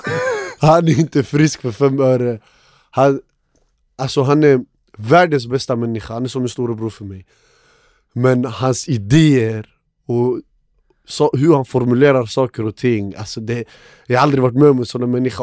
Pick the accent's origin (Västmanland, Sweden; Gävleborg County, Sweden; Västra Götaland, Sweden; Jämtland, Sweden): Västmanland, Sweden; Västerås; jag är uppväxt i Råby